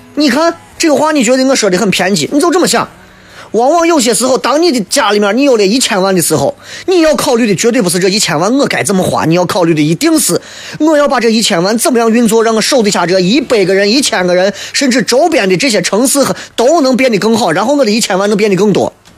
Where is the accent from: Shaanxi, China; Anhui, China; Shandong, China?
Shaanxi, China; Xi'an; 我们西安人的面